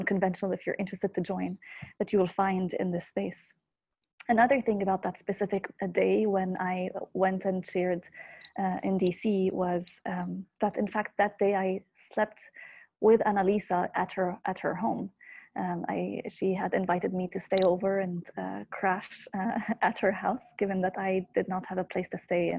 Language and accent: English; Beirut, Beirut Governorate, Lebanon; moved away as an adult; also born or lived in United States; I'm calling in from Beirut, Lebanon. This is where I'm from, and I'm back here after a couple of years in the US.